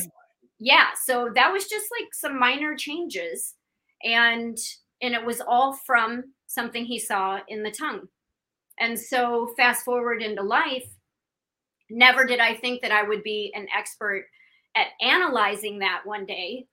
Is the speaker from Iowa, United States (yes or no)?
yes; Iowa, United States; also born or lived in Illinois / Pennsylvania; now in Miami, United States; i'm from iowa i was born and raised there